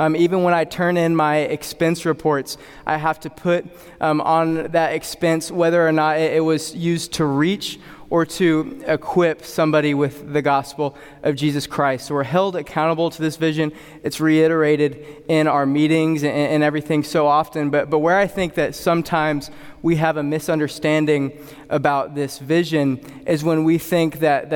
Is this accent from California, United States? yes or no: no; Dallas, Texas, United States; moved away as an adult; also born or lived in Arkansas; now in Arizona, United States; I grew up before that in the Dallas area.